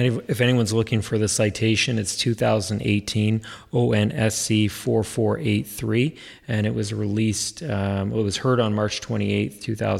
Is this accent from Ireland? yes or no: no; Canada; we as Canadian lawyers